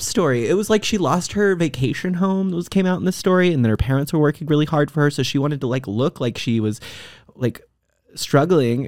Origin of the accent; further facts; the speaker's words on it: Texas, United States; I grew up in Texas